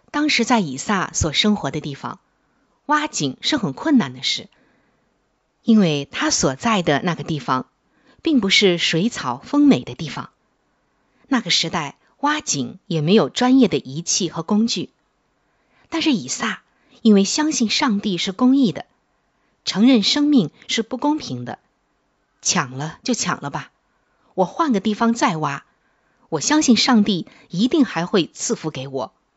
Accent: China; 我们中国人

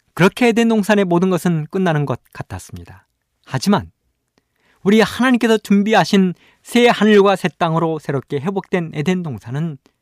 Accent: Imsil, North Jeolla, South Korea; moved away; 저의 고향은 전라북도 임실입니다. 산골입니다

